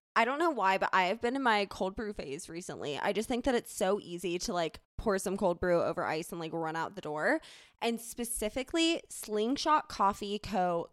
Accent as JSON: {"language": "English", "town": "Charleston", "region": "South Carolina", "country": "United States", "tie": "born or raised there", "moved": "yes", "lives_now": "Denver, United States", "said": "growing up in Charleston, there wasn't, like, a true, quote, \"fall.\""}